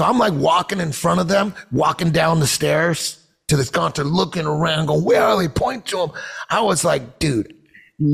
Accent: Orange County, California, United States; also born or lived in Hollywood; now I'm in Hollywood, but I grew up in Orange County

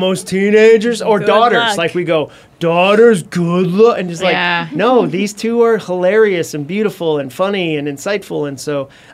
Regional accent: Massachusetts, United States; I grew up in Massachusetts.

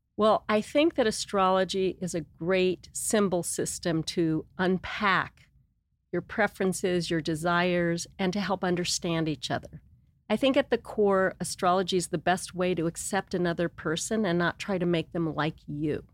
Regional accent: Los Angeles, California, United States; moved away as an adult; also born or lived in San Diego / Santa Barbara; now in Montecito, United States; I grew up in Los Angeles, West L A.

